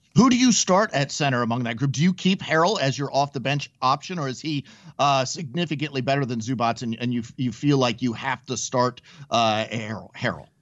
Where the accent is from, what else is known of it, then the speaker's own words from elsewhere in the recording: Mission Viejo, California, United States; moved away; I grew up in Mission Viejo when I was really young. I lived out there